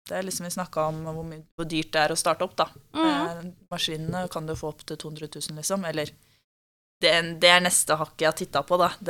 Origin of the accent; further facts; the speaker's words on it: Bjørkelangen, Akershus, Norway; jeg er jo fra Bjørklangen